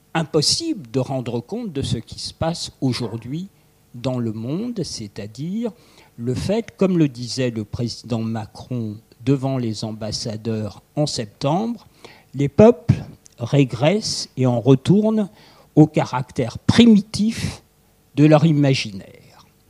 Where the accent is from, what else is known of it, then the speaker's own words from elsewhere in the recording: France; pour nous assembler comme Français